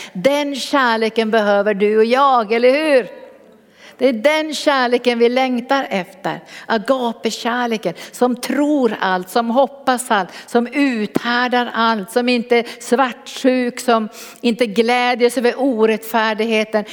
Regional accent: Norrbotten County, Sweden; Jag kom från Norrbotten

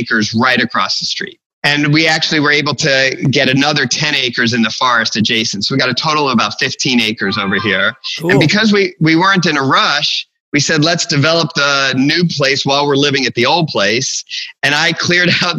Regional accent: Florida, United States; moved away as an adult; also born or lived in Long Island, New York / Chicago; now in Aberdeen, North Carolina, United States; I spent most of the rest of my growing up in Florida

